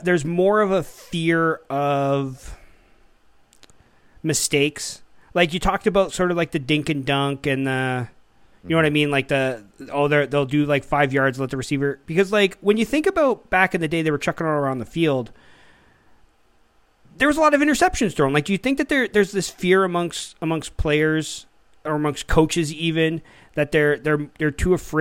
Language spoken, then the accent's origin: English; Canada; I'm Canadian